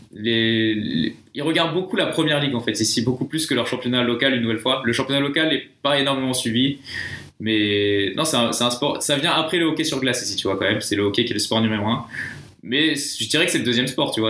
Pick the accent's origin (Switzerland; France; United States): France; moved away as an adult; je suis français.